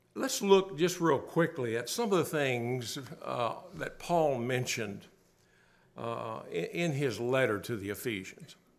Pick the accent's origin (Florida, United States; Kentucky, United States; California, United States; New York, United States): Kentucky, United States; Bowling Green; I grew up in Bowling Green, not far from there, about an hour, Kentucky